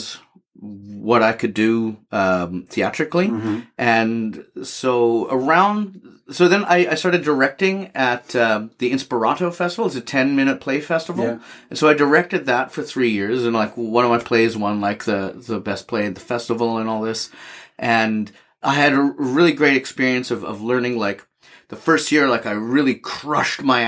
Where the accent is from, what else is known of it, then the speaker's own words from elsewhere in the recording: Edmonton, Alberta, Canada; also born or lived in England; I'm from Edmonton, and I grew up with my grandparents